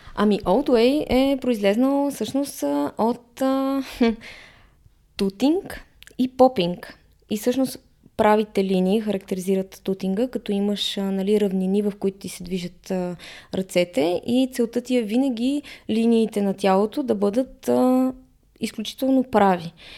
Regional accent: Bulgaria; ние сме българи

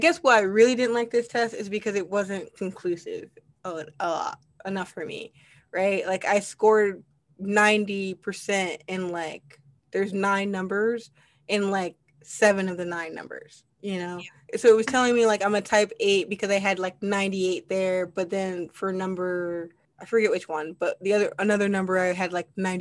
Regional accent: Midwest, United States; I'm from the Midwest

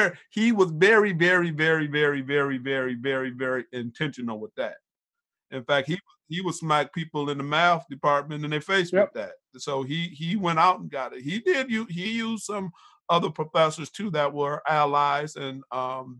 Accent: Pontiac, Michigan, United States; I'm from Pontiac

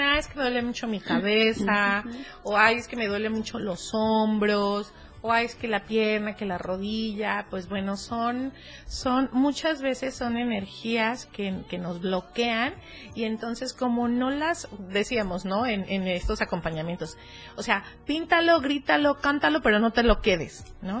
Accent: Cuernavaca, Morelos, Mexico; yo soy de cuerna

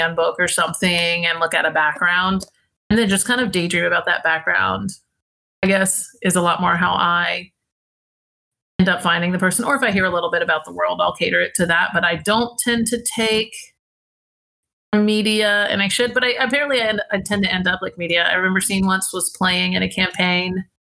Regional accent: Savannah, Georgia, United States; She's from Tennessee. I'm from Savannah. I was just kind of being country and being really silly.

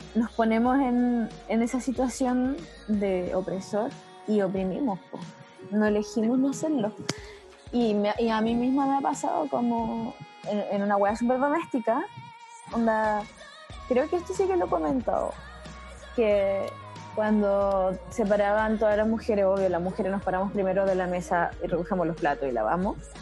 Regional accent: Chile; no somos así los chilenos. La mayoría de los chilenos no somos rubios de ojos azules

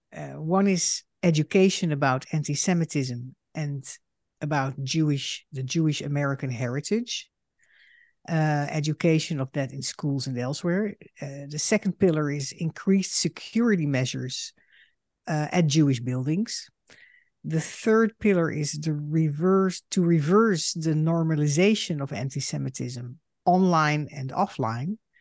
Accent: Netherlands; moved away as an adult; now in United States; I am a Dutch Jew and a daughter of Holocaust survivors. In two thousand six, I emigrated to the United States

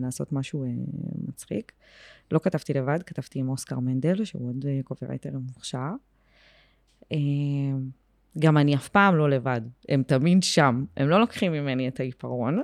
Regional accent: Beersheba, Southern District, Israel; moved away as an adult; now in Tel Aviv, Israel; אני באר שבעית, באר שבעית גאה, בורן אנד רייז, היום בתל אביב, אבל עדיין מאוד באר שבעית

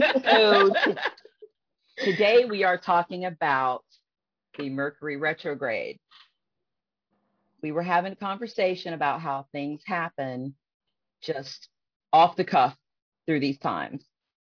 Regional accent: Columbus, Ohio, United States; I am 41. I am from Columbus, Ohio.

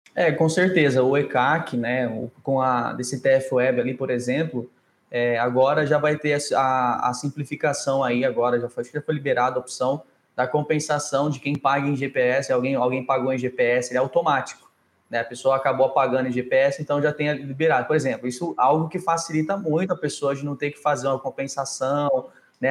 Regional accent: Campo Grande, Mato Grosso do Sul, Brazil; now in Palmas, Brazil; Hoje eu estou em Palmas, né, Tocantins, mas eu sou lá do, do Mato Grosso do Sul, Campo Grande

